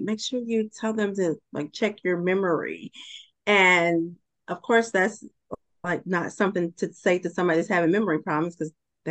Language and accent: English; Georgia, United States; moved away as an adult; relocated back to my home state of Georgia